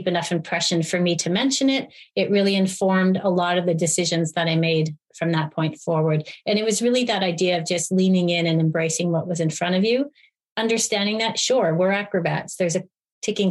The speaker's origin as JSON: {"language": "English", "town": "Montreal", "region": "Quebec", "country": "Canada", "tie": "born or raised there", "moved": "as an adult", "said": "Montreal, my hometown"}